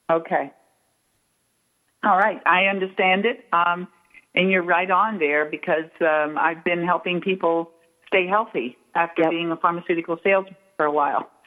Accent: Texas, United States; born there; also born or lived in Minnesota; I've lived in I was born in Texas and lived in Minnesota.

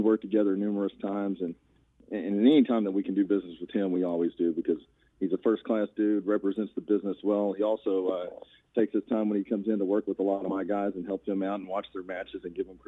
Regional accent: Ardmore, Oklahoma, United States; Ardmore, which is my hometown

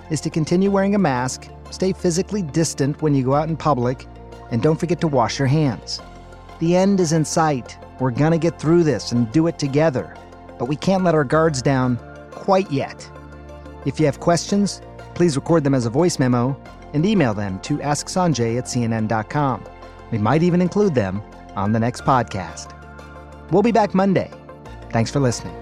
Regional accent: Michigan, United States; my home state of Michigan

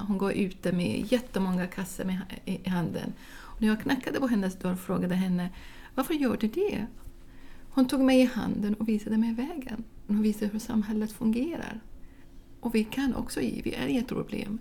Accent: Baghdad, Baghdad Governorate, Iraq; Swedish is a second language; moved away as an adult; now in Sweden; Jag kommer själv från Bagdad, från en stor stad med sex miljoner invånare

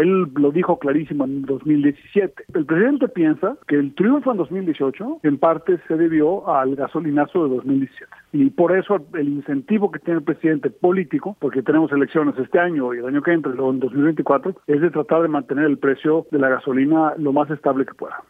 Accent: Mexico; los mexicanos nunca hemos visto

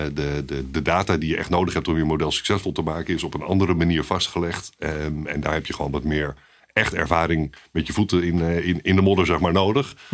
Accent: Haarlem, North Holland, Netherlands; also born or lived in Maastricht; Opgegroeid in Haarlem. Mooie stad

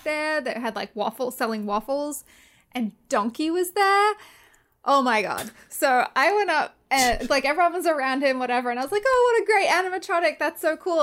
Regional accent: Australia; "Where are you from?" I was like, "Oh, Australia."

